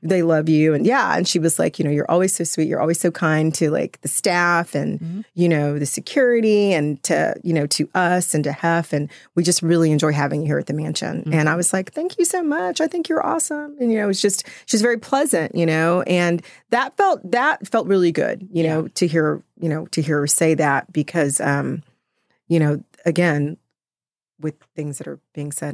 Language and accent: English; Austin, Texas, United States; I'm from Austin. I've always been in Austin. I've, like, you know, I never left Austin